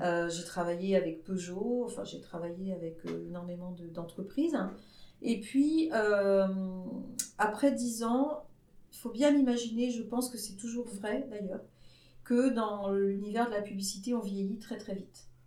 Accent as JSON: {"language": "French", "region": "Brittany", "country": "France", "tie": "born or raised there", "said": "je venais d'une petite ville de Bretagne dans laquelle tout le monde vivait en parfaite entente"}